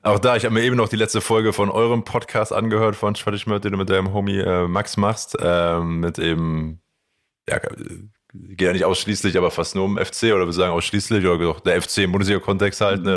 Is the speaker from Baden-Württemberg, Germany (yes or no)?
no; Aachen, North Rhine-Westphalia, Germany; aufgewachsen in Aachen mit aber quasi Eltern, die nicht aus Aachen kommen